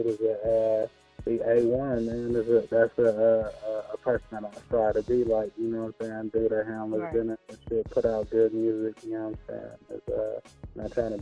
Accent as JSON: {"language": "English", "town": "Los Angeles", "region": "California", "country": "United States", "tie": "born or raised there", "said": "Los Angeles, California, born and raised"}